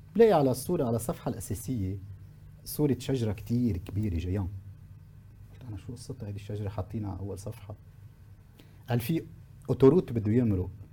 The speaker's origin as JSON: {"language": "Arabic", "country": "Lebanon", "said": "عندنا بلبنان"}